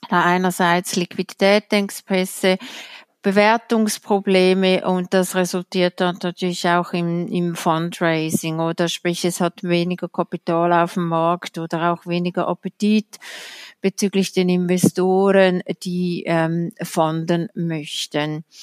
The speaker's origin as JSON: {"language": "German", "country": "Switzerland", "said": "Da können wir als Schweizer oder als Schweizer Finanzblatt stolz darauf sein."}